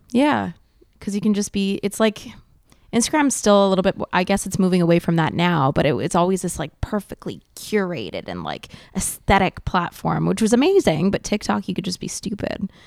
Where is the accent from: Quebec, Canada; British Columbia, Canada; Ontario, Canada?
Quebec, Canada; Montreal; first language English; I grew up in the West Island, which is, like, an English pocket on the island of Montreal